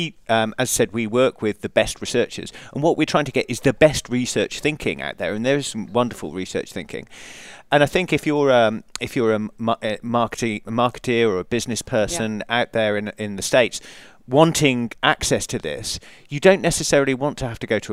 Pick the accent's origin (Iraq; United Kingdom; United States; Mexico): United Kingdom; England; You may have picked up from the accent that I'm English.